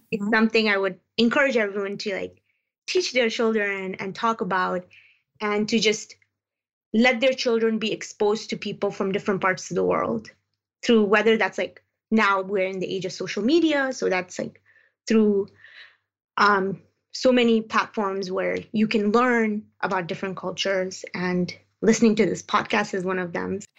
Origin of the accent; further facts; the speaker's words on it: Peshawar, Khyber Pakhtunkhwa, Pakistan; also born or lived in Afghanistan; now in London, United Kingdom; So I lived uh, a good a significant chunk of my life uh, growing up as a refugee um, in Peshawar, Pakistan.